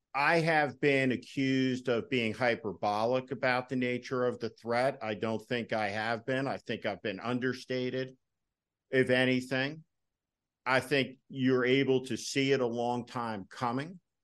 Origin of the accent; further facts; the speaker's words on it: New Jersey, United States; Now, I came from New Jersey, a moderate Republican tradition